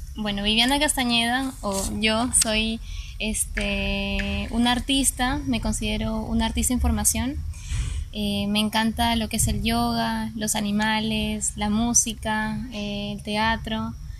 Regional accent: Rincón de los Sauces, Neuquén, Argentina; moved away; mi niñez viví en Argentina, en la Patagonia

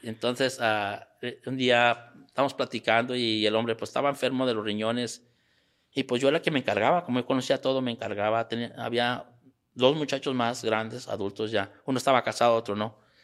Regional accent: Mexico; moved away as an adult; also born or lived in San Antonio, Texas / Querétaro; now in United States; tuve que regresar a, al pueblo donde yo nací, ahí donde, donde me crié

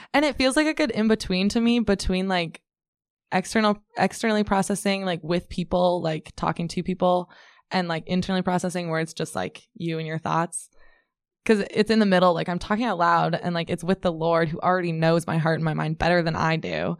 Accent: Ames, Iowa, United States; I'm from Ames originally

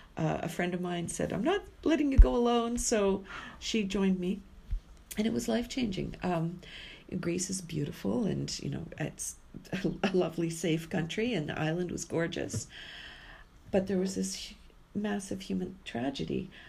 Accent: Vancouver, British Columbia, Canada; also born or lived in Yellowknife / Saskatchewan / Calgary; finally made my way back home to my hometown of Vancouver

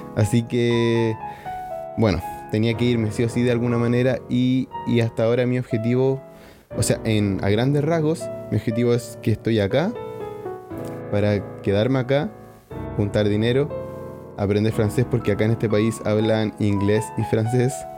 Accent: Iquique, Tarapacá, Chile; moved away as an adult; now in Canada; mi ciudad natal. Como saben, en Iquique no neva

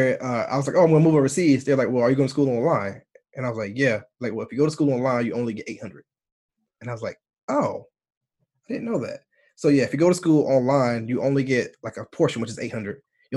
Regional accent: North Carolina, United States; moved away as an adult; also born or lived in Italy / Guam; now in United Kingdom; Southern people from my, like North Carolina

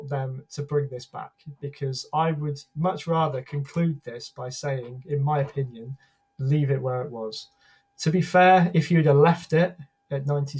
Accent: United Kingdom; as a Brit

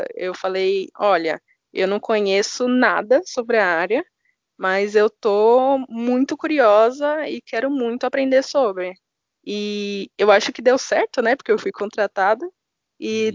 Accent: São Paulo, Brazil; eu sou de São Paulo, tenho 25 anos.

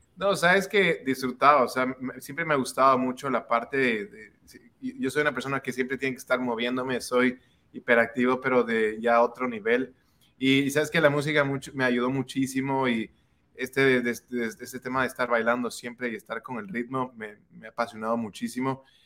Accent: Quito, Pichincha, Ecuador; yo soy de Quito, Ecuador

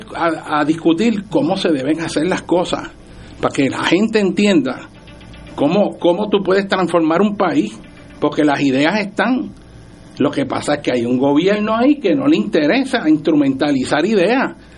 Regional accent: Puerto Rico; somos los puertorriqueños

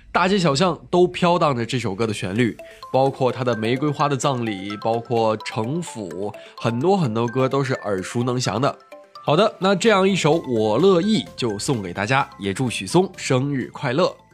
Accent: Qinhuangdao, Hebei, China; now in Tianjin, China; 我的家乡呢，在秦皇岛

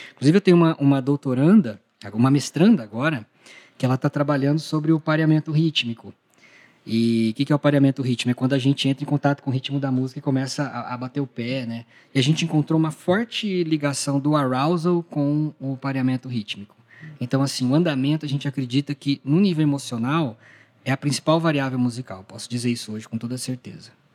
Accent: Ribeirão Preto, São Paulo, Brazil; lá em Ribeirão Preto, que é a minha cidade natal

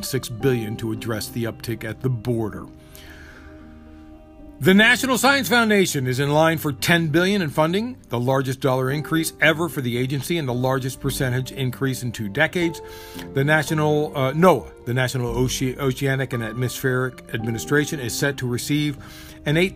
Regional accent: Maryland, United States; my home state of Maryland

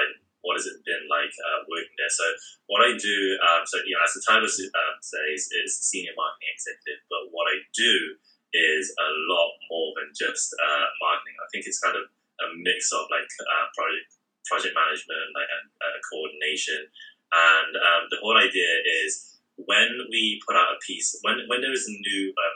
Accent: Nuneaton, West Midlands, United Kingdom; moved away as an adult; also born or lived in Hong Kong / New York; now in London, United Kingdom; I'm originally from Nuneaton, which is a small town in the Midlands near Birmingham, Leicester, Coventry, and basically I grew up being the only Chinese family in the whole town

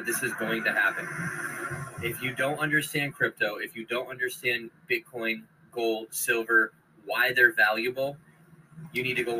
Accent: United States; I'm from America

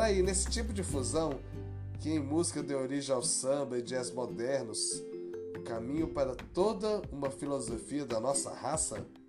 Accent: Brazil; also born or lived in Belo Horizonte; o que isso nos traz como brasileiros

